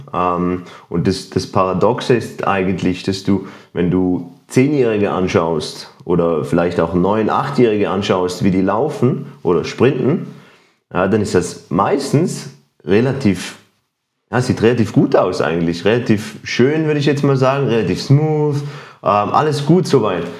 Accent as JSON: {"language": "German", "country": "Switzerland", "said": "ich bin auch Schweizer"}